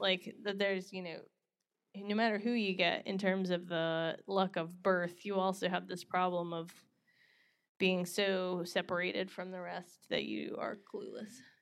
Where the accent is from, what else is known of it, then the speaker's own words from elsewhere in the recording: North Carolina, United States; moved away; grew up in North Carolina